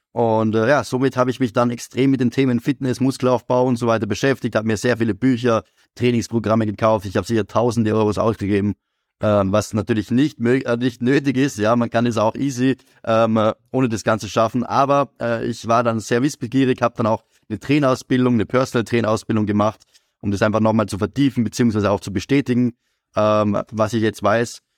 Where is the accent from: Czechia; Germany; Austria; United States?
Austria; Graz, Styria; ich komme aus Graz